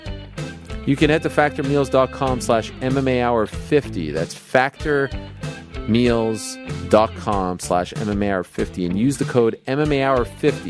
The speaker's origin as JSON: {"language": "English", "country": "Canada", "said": "I'm Canadian."}